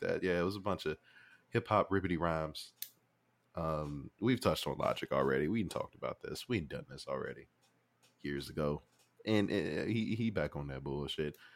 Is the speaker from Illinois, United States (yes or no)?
yes; Chicago, Illinois, United States; I'm from Chicago